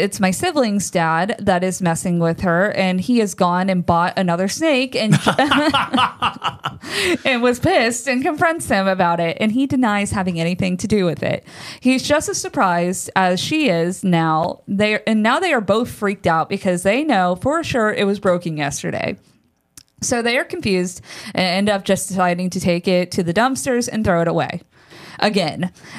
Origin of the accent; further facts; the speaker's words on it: Texas, United States; Now, also, I was born and raised in Texas, as was my mother. So all of these stories happen somewhere in Texas.